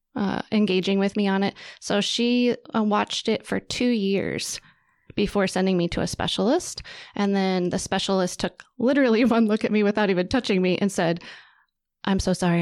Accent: Wichita, Kansas, United States; I grew up in Wichita

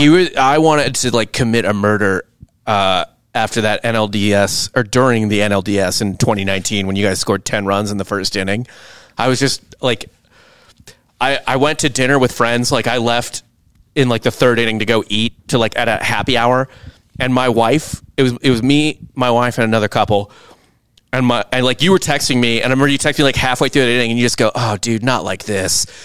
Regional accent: St. Louis, Missouri, United States; I am from Saint Louis.

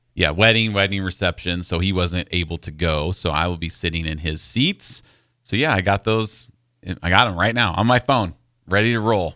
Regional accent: Iowa, United States; growing up in Iowa

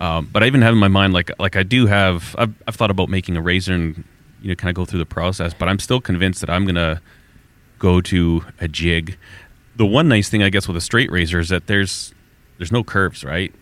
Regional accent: Alberta, Canada; I'm from Alberta

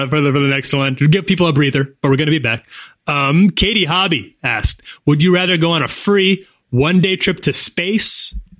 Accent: Nebraska, United States; I'm from Nebraska. I don't mind people dragging Nebraska. I get it. I was raised there too.

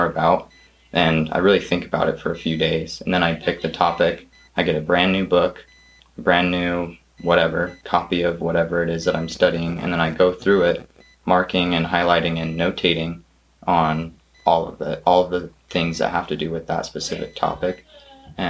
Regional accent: Montana, United States; I'm from Montana.

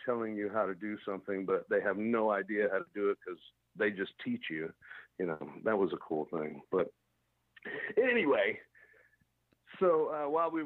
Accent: Shreveport, Louisiana, United States; moved away as an adult; also born or lived in Dallas; my dad had worked for an ad agency in Shreveport when I was growing up

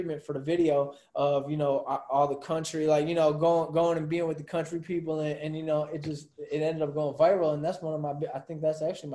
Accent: Milwaukee, Wisconsin, United States; We're all from Milwaukee

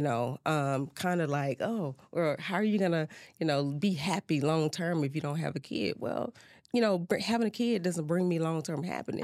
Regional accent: Baton Rouge, Louisiana, United States; I'm originally from Baton Rouge, Louisiana.

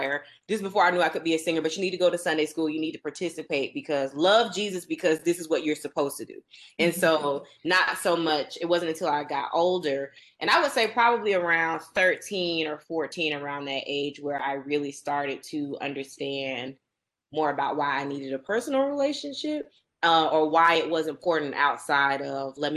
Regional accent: Warner Robins, Georgia, United States; also born or lived in Byron, Georgia; I am from Middle Georgia, Warner Robins particularly

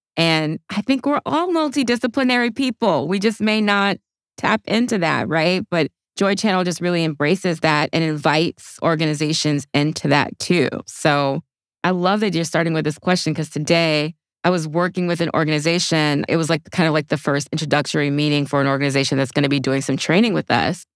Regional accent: Opelousas, Louisiana, United States; I grew up in a small town called Opelousas, Louisiana.

